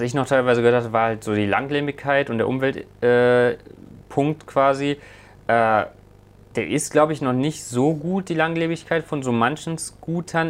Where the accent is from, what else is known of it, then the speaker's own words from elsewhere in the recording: Leverkusen, North Rhine-Westphalia, Germany; hier in Leverkusen, äh, da weiß ich, äh, da wo ich aufgewachsen bin